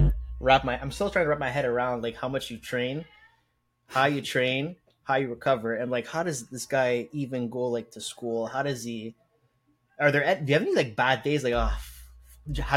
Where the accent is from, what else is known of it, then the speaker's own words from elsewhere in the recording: Montreal, Quebec, Canada; we're both from Montreal, Quebec